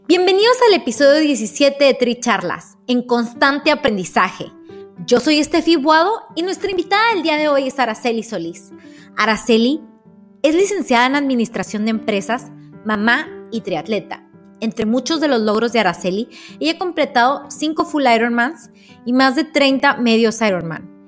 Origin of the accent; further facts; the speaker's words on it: Ciudad Juárez, Chihuahua, Mexico; las dos somos de Juárez